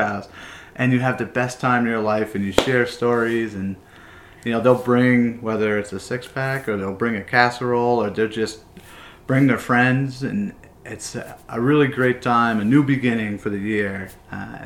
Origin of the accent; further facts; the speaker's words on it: Connecticut, United States; now in Vermont, United States; I grew up in Connecticut